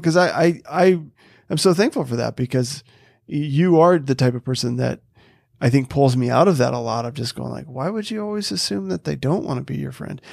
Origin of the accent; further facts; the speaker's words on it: North Dakota, United States; I grew up in North Dakota